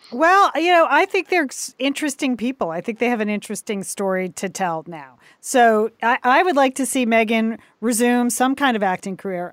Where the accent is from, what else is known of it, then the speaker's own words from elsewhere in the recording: United States; I'm an American